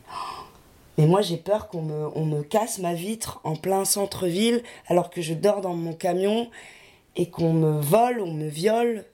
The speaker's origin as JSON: {"language": "French", "town": "Lille", "region": "Hauts-de-France", "country": "France", "said": "je viens de Lille"}